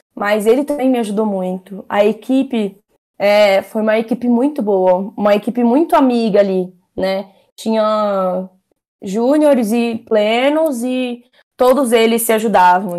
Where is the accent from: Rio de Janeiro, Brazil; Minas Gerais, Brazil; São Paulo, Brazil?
São Paulo, Brazil; Sou da Zona Norte de São Paulo